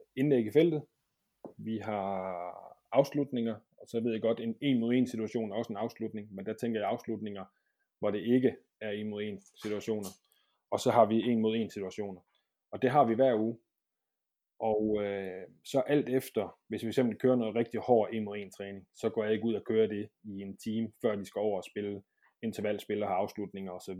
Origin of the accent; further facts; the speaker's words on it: Brøns, Southern Denmark, Denmark; moved away as an adult; also born or lived in Aarhus; det var jeg mange år nede i Brøns, hvor jeg kommer fra, nede i Sønderland